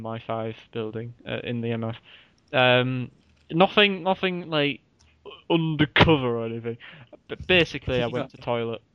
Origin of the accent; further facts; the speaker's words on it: Hull, Yorkshire and the Humber, United Kingdom; accent: Hull; I'm going to put on my best Hull accent, even though I'm from it